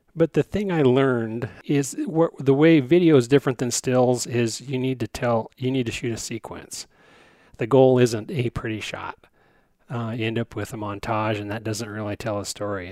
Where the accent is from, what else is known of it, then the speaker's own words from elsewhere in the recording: Wyoming, United States; I'm from Wyoming